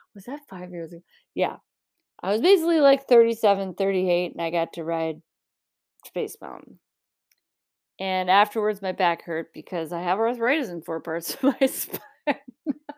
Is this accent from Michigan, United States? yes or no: yes; Michigan, United States; I grew up in Michigan